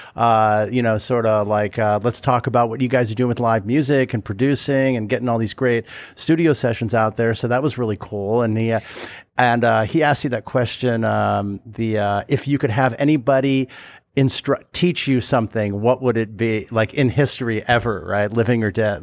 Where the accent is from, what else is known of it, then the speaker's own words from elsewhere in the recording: California, United States; I am from California